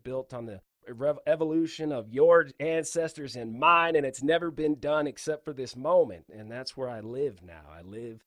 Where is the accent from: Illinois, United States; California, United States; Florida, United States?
California, United States; Palmdale; also born or lived in Ventura, California; I grew up, born in Ventura, California. So from the beach, grew up in Palmdale, California, turned into a high desert rat